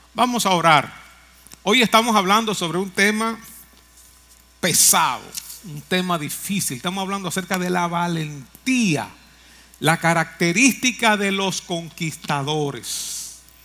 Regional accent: Moca, Espaillat, Dominican Republic; allá en mi pueblo natal, en Moca

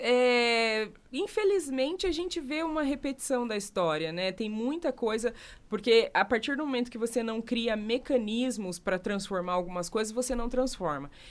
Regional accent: Curitiba, Paraná, Brazil; E sou uma mulher né, negra que nasceu na cidade de Curitiba

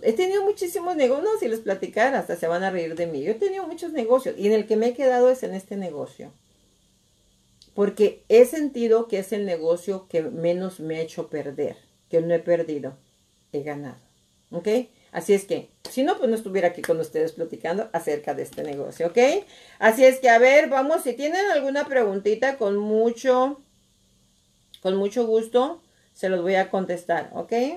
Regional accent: Nayarit, Mexico; moved away; yo soy de Nayarit

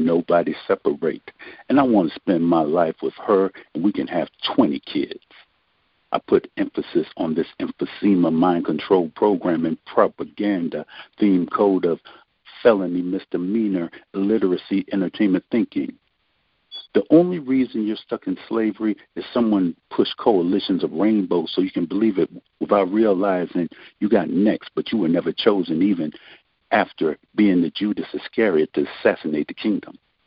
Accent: Rochester, New York, United States; I'm not from Africa, nor have I been there in the streets. I was born and raised in Rochester, New York, and I know Hudson Avenue and Genesee Beer.

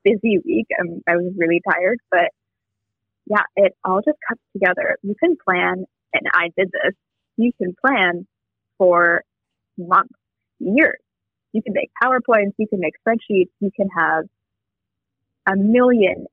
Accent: Champaign-Urbana, Illinois, United States; moved away as an adult; now in Chicago, United States; I grew up in Champaign-Urbana

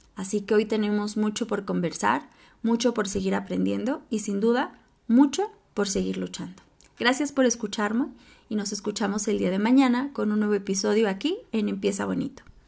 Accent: Mexico; Yo soy de México

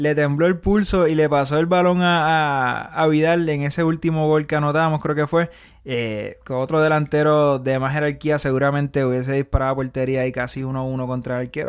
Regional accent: Puerto Rico; de donde somos nosotros, de Puerto Rico

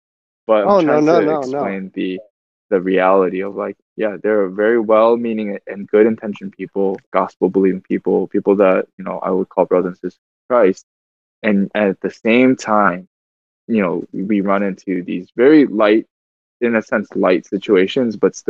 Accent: Michigan, United States; also born or lived in Seoul, South Korea; I was born in Korea, but I grew up 29 years here in America, 28 years here in America

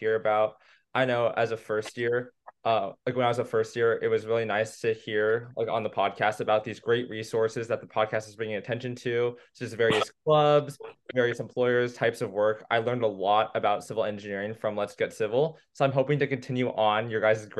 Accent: San Ramon, California, United States; I'm from San Ramon, California in the East Bay

